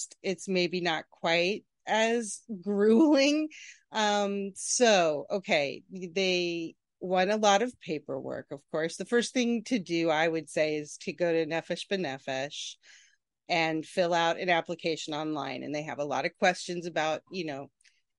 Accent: Nebraska, United States; also born or lived in Kansas City; now in Far Rockaway, United States; I grew up in Nebraska

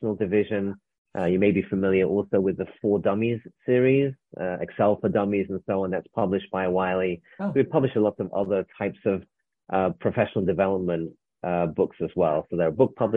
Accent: England, United Kingdom; moved away as an adult; now in United States; I arrived in America. I'm from England. I arrived in America in 1994

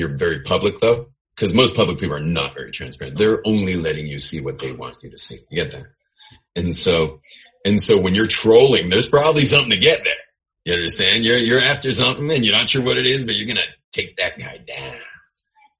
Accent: California, United States; I am Californian.

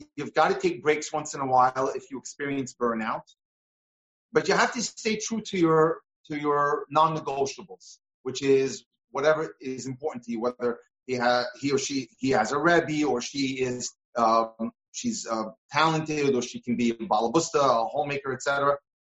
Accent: New York, United States; when I was growing up in New York

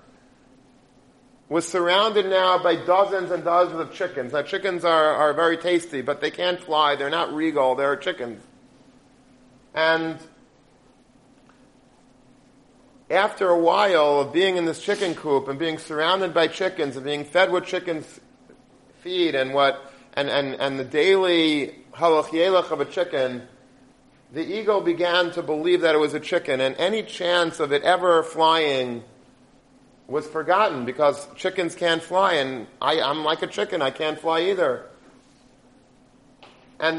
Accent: United States; I'm an American.

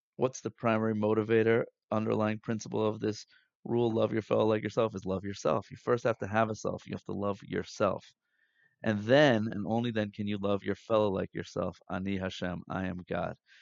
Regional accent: United States; growing up in America, in the Western world

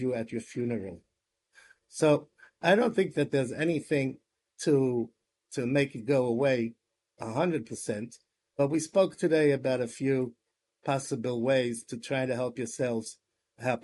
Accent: United States; moved away as an adult; now in Israel

